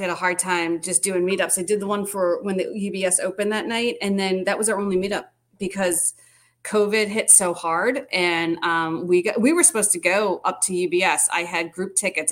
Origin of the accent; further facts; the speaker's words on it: Long Island, New York, United States; moved away as an adult; now in Winston-Salem, United States; I was born there. My parents, you know, everything.